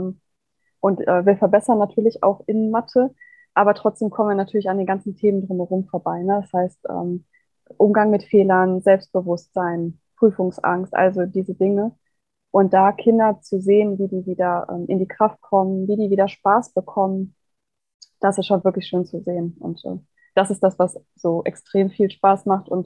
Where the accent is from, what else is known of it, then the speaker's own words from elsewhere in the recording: Kamp-Lintfort, North Rhine-Westphalia, Germany; ich komme ähm, aus Kamp-Lindfort. Das ist ein ganz kleines Dorf am Niederrhein. Also ich bin Landkind, wirklich